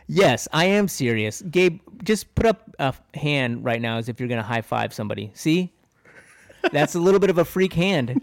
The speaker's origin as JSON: {"language": "English", "country": "United States", "said": "I'm an American"}